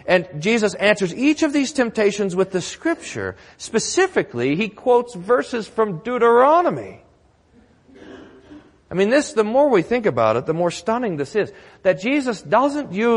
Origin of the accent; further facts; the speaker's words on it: Texas, United States; Growing up in Texas